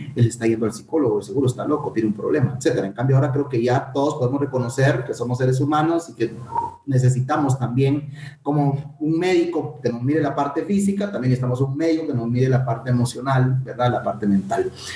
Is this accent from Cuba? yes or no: no; Guatemala; nuestro compatriota …